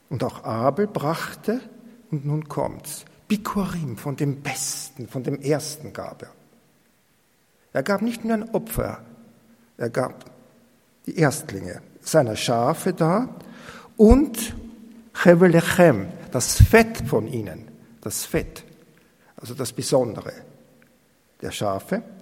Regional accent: Austria; wenn ich da zum Beispiel über die Felder gehe und bei uns in Österreich noch die Martaln sehe

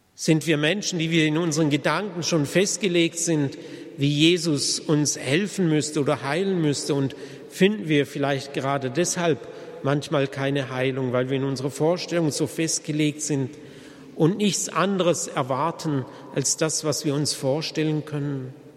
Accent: Germany; bei uns in Deutschland

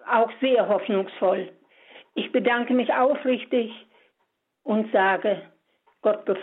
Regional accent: Baden-Württemberg, Germany; aus dem Schwarzwald.

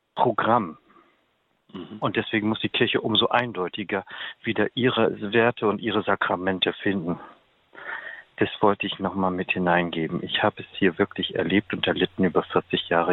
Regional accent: Stade, Lower Saxony, Germany; moved away; Stade ist mein Heimatort.

